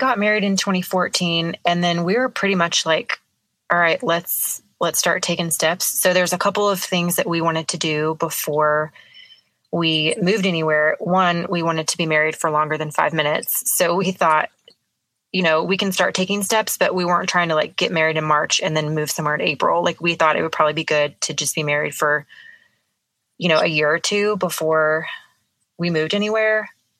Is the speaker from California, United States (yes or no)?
no; Dallas, Texas, United States; No, I'm from Dallas. My dad was in the Navy, so we moved around a lot